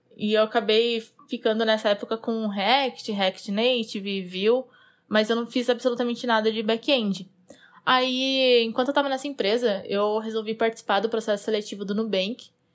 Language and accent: Portuguese; Botucatu, São Paulo, Brazil; eu sou do interior de São Paulo, uma cidadezinha chamada Botucatu